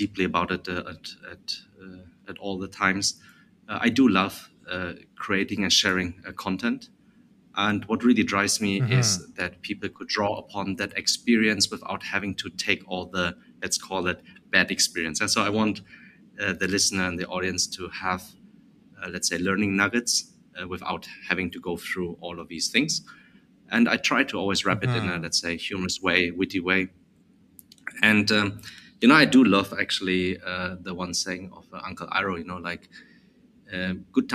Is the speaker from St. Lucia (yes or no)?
no; Germany; accent: German; moved away as an adult; also born or lived in United States; now in Vietnam; So I was born and raised in Germany